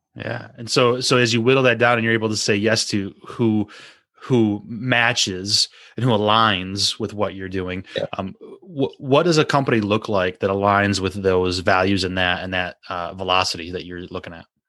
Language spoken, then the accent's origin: English; United States; as an American